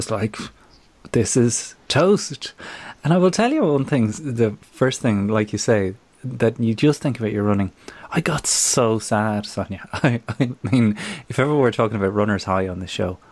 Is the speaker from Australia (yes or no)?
no; Ireland; moved away